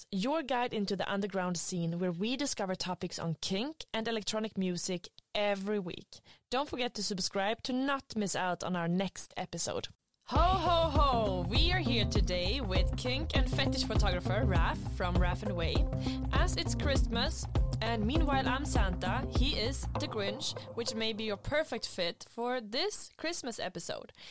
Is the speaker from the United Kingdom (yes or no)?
no; Sweden